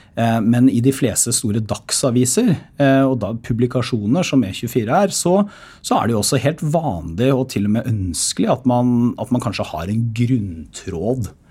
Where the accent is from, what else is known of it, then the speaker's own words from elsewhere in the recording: Porsgrunn, Telemark, Norway; moved away; når jeg er hjemme i Porsgrunn